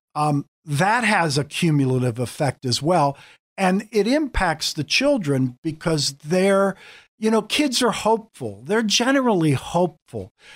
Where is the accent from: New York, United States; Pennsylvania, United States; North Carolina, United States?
Pennsylvania, United States; Pittsburgh; moved away as an adult; now in Erie, United States; I grew up in a family in Pittsburgh. I'm a Pittsburgh boy